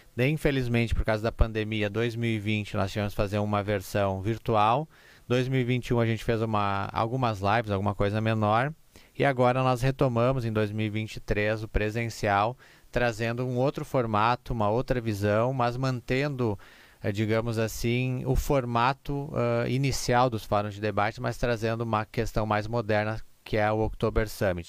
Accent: Igrejinha, Rio Grande do Sul, Brazil; nós somos uma cidade da Oktoberfest, nós somos uma cidade que tem essa cultura alemã

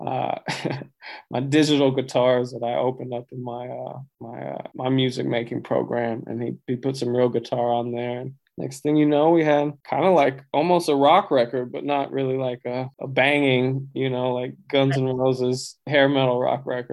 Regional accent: Abilene, Texas, United States; moved away as an adult; now in Los Angeles, United States; I grew up in Abilene, but on the outskirts of a little smaller town called Baird

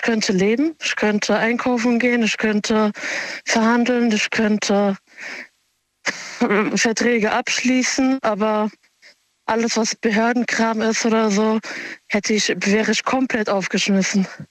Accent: Germany; also born or lived in Offenbach / Mainz; ich bin Marokkanerin und bin aber hier geboren und aufgewachsen

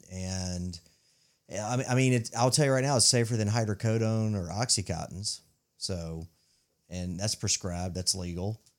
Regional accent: Mississippi, United States; I grew up in Mississippi

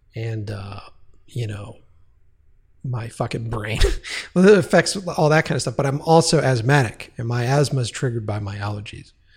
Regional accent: East Coast, United States; we're all from the East Coast. We're all from that area.

